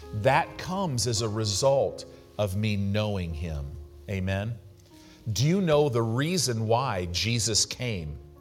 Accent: United States; American Christians

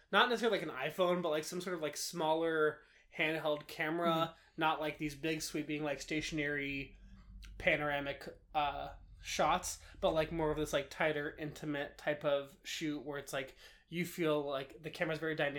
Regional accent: Baton Rouge, Louisiana, United States; I literally told you I grew up in Louisiana. Like, mm-hmm. I'm from the U.S. I'm an American.

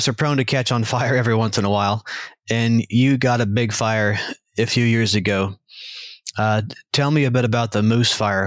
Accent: Arkansas, United States; I'm from Arkansas

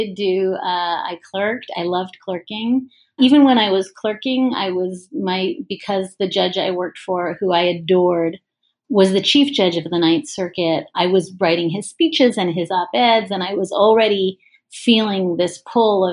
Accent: Ontario, Canada; moved away; I grew up in Ontario

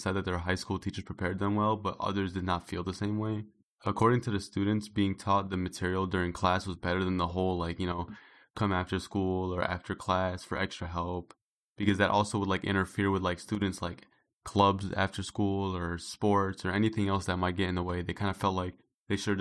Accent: Chicago, Illinois, United States; I'm from Chicago

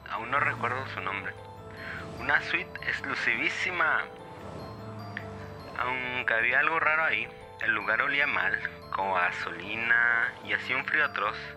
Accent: Monterrey, Nuevo León, Mexico; now in Las Vegas, United States; Soy de Monterrey, pero ahorita ando trabajando por este Las Vegas.

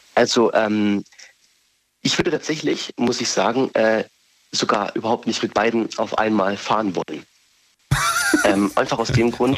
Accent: Vörstetten, Baden-Württemberg, Germany; ich komme aus Förstetten

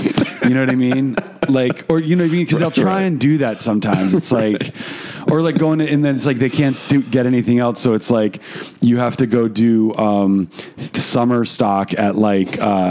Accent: New York, United States; So many of you know, I grew up in New York and now I don't.

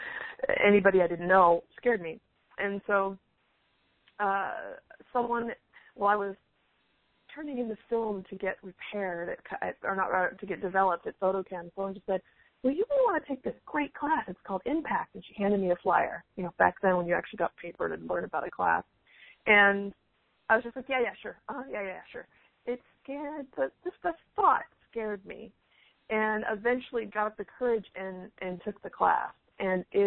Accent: San Francisco Bay Area, California, United States; I'm from the San Francisco Bay Area

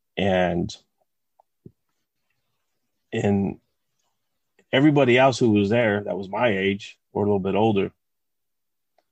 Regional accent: West Covina, California, United States; I was born and raised in West Covina, California

